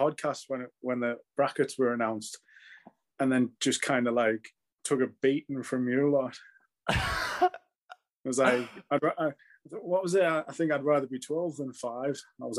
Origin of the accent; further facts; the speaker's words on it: Newcastle upon Tyne, North East England, United Kingdom; pretty much born and raised in the Northeast.